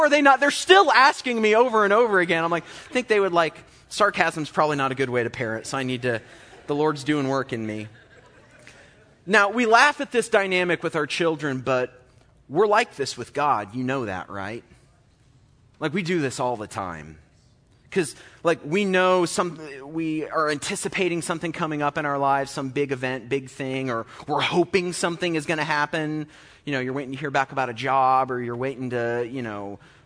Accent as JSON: {"language": "English", "town": "Olney", "region": "Illinois", "country": "United States", "tie": "born or raised there", "said": "I grew up in Olney"}